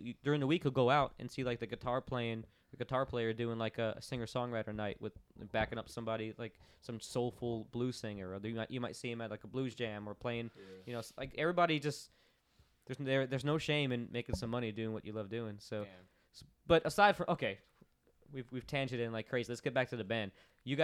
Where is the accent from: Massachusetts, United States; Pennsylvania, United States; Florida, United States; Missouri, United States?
Florida, United States; Orlando; I grew up in Orlando, Florida